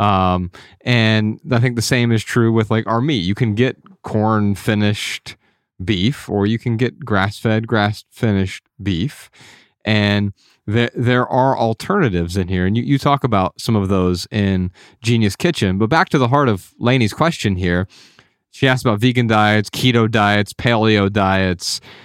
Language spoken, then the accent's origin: English; Midwest, United States; Ryan and I grew up in the Midwest